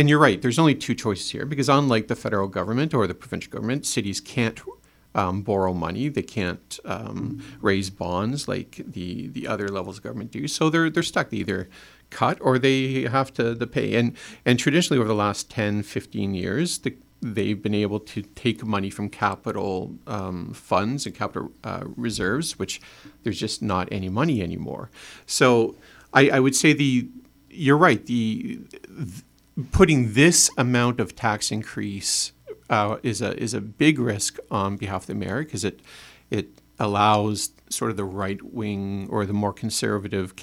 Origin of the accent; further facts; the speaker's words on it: Barrie, Ontario, Canada; I'm from Barrie and I love Barrie